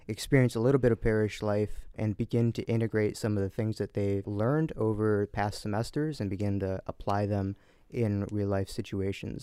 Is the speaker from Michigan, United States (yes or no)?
yes; Essexville, Michigan, United States; I grew up in Essexville, not too far away